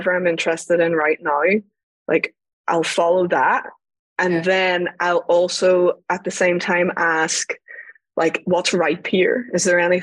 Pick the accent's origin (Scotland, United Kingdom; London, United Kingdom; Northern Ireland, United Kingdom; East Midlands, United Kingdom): Northern Ireland, United Kingdom; I grew up in Northern Ireland during the Troubles